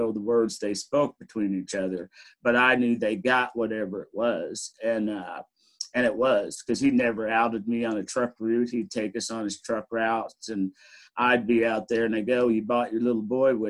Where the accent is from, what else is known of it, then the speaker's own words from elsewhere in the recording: Fayette, Missouri, United States; We are from the same hometown